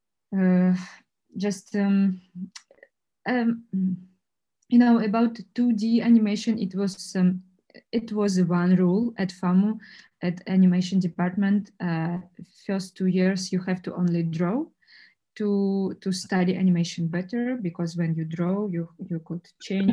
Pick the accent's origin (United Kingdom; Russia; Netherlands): Russia; English is a second language; moved away as an adult; now in Prague, Czech Republic; I grew up in Russia